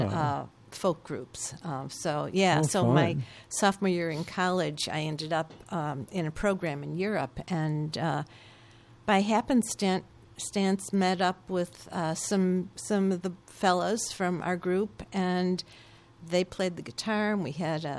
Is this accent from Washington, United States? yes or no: no; Chicago, Illinois, United States; on the south side of Chicago